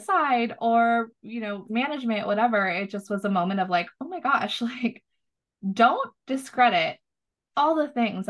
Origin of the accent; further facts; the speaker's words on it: Southern California, United States; moved away as an adult; now in Austin, United States; we grew up in Southern California